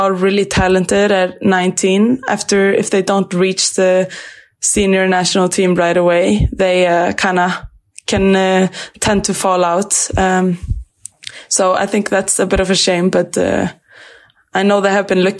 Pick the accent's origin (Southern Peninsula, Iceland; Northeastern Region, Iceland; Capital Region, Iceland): Southern Peninsula, Iceland; Grindavík; moved away as an adult; also born or lived in Sweden; now in Norway; I grew up in Grindavík. It's about maybe 40 minutes from Reykjavík.